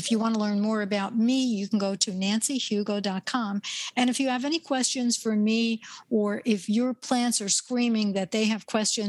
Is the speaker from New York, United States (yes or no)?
yes; New York, United States; Everybody knows I'm from New York